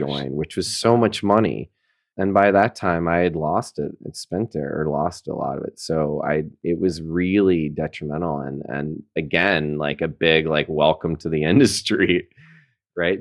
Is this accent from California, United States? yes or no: no; Chattanooga, Tennessee, United States; moved away as an adult; also born or lived in New York City; now in Rhinebeck, United States; I am from Chattanooga, Tennessee